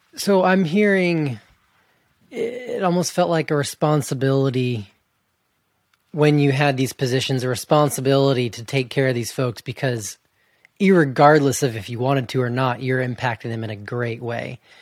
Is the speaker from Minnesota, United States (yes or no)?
no; Georgia, United States; moved away as an adult; also born or lived in Montana, United States; now in Canada; I grew up in Georgia